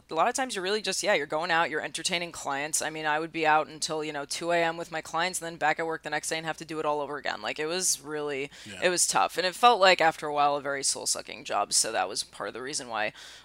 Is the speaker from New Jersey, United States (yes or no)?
no; New York City, New York, United States; I was from Astoria